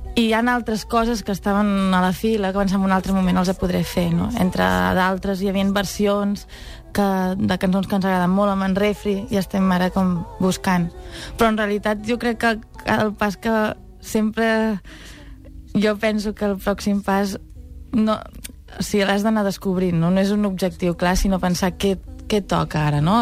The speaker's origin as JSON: {"language": "Catalan", "region": "Catalonia", "country": "Spain", "said": "sóc molt catalana"}